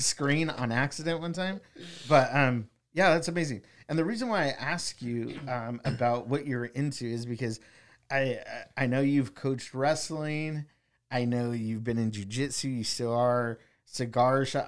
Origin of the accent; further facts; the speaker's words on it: Wilmington, United States; His dad is my second cousin, and we grew up in Wilmington, um, on the same block